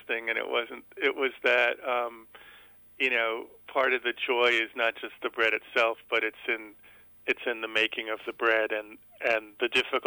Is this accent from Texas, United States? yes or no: no; New York City, New York, United States; I grew up in Brooklyn in New York City